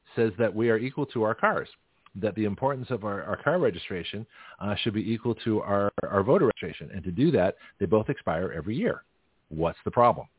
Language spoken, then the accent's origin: English; Boston, Massachusetts, United States; moved away as an adult; also born or lived in San Francisco, California; I'm from Boston.